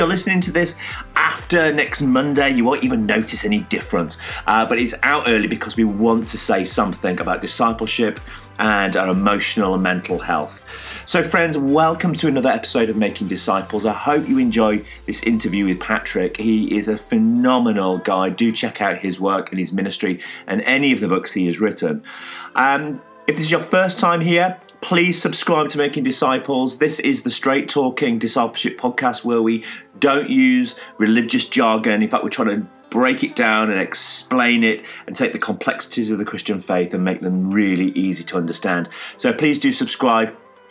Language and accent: English; Yorkshire and the Humber, United Kingdom; as a Yorkshireman